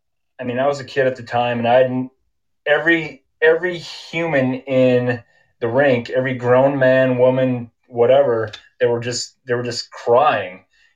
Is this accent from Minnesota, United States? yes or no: yes; Rochester, Minnesota, United States; now in Utah, United States; I graduated from John Marshall High. That's in Rochester, Minnesota.